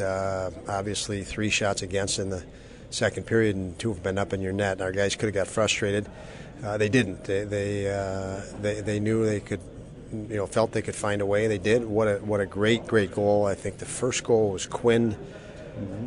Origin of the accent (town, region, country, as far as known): United States